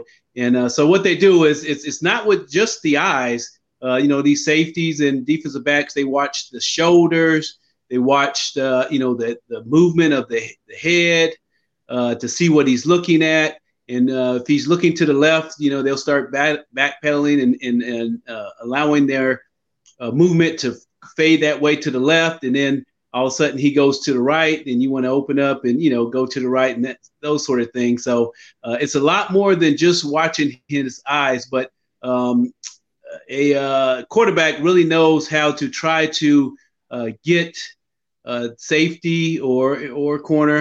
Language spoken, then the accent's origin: English; Sacramento, California, United States; I grew up in Sacramento, California